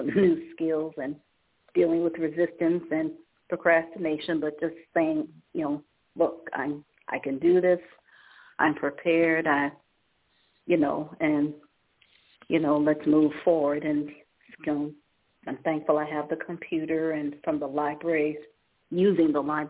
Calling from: Ohio, United States

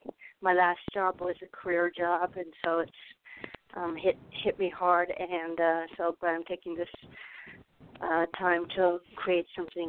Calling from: Arizona, United States; I'm calling from Arizona.

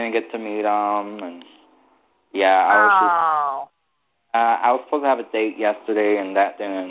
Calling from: Connecticut, United States; I'm calling from Connecticut.

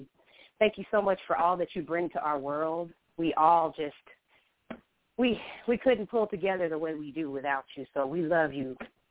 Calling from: Atlanta, Georgia, United States; I'm calling from Atlanta, Georgia.

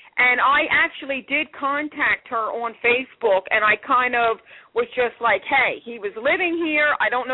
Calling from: Philadelphia, Pennsylvania, United States; I'm calling from Philadelphia, PA.

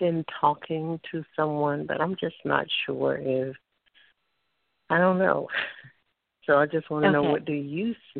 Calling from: Alabama, United States; calling from Alabama

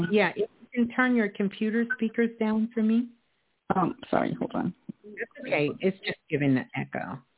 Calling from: New York City, New York, United States; I'm calling from New York.

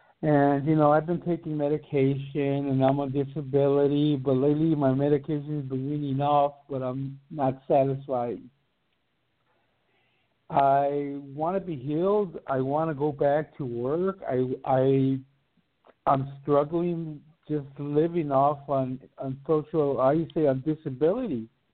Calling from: Dayton, Ohio, United States; I'm calling from Dayton, Ohio.

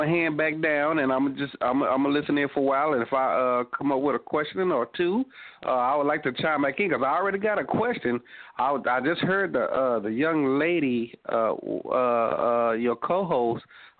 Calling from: Fort Worth, Texas, United States; I'm calling from Fort Worth, Texas.

